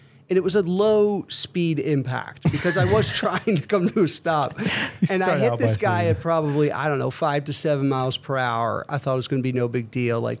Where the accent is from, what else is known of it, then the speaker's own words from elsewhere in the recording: United States; I grew up in Montgomery County. I wasn't born here, but I grew up here for, you know, through my kind of formative years